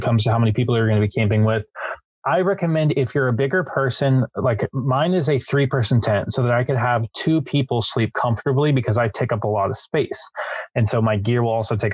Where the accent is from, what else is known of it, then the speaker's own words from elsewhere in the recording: San Diego, California, United States; we're from San Diego